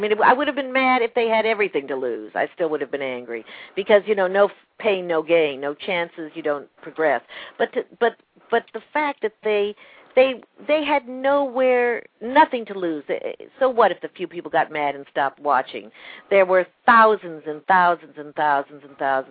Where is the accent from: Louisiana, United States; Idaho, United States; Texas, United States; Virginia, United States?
Texas, United States; also born or lived in Manhattan, New York / Martha's Vineyard; now in New York, United States; I grew up in Texas with an Air Force base